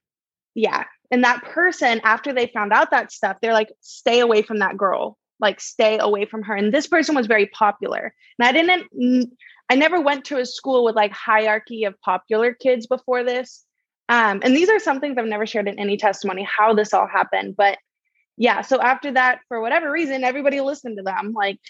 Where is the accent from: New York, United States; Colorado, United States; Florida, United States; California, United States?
California, United States; Laguna; also born or lived in Santa Ana; But yeah, I grew up in Laguna for the next season of my life. And that was really interesting because I came from like Santa Ana.